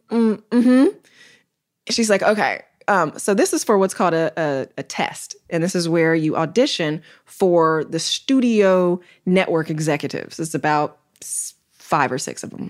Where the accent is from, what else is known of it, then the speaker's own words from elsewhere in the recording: Chicago, Illinois, United States; I'm from Chicago, Illinois.